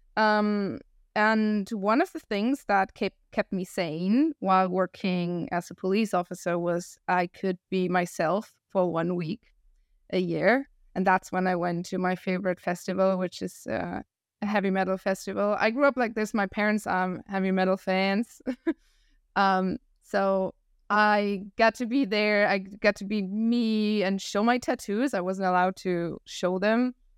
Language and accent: English; Germany; English is a second language; moved away as an adult; also born or lived in Chile / China; I'm original from Germany